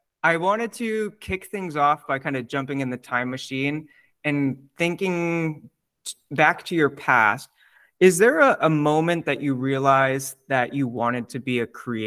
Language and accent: English; United States; also born or lived in Brooklyn, New York; now in Cape Cod, United States; As a American with no exposure to any French-Canadian culture